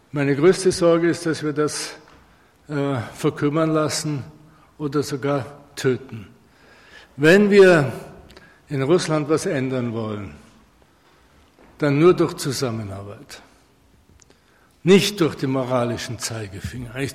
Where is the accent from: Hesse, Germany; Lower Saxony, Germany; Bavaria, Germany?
Bavaria, Germany; nehmen Sie aus Bayern, wo ich herkomme, die Firma Knauf, die Baustoffe herstellt